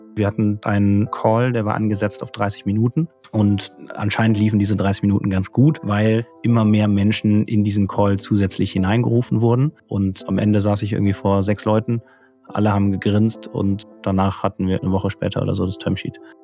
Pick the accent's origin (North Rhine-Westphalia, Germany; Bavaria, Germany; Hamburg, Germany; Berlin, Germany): North Rhine-Westphalia, Germany; Cologne; now in Munich, Germany; wir sind beide aus Köln